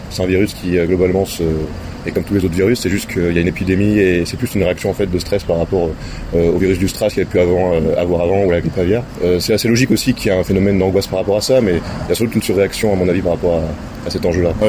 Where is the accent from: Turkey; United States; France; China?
China; French is a second language; Et pour moi, je suis une chinoise, apparemment.